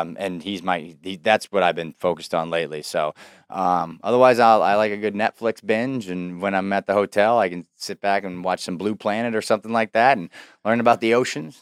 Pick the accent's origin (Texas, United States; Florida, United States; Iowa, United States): Iowa, United States; Davenport; my hometown in downtown Davenport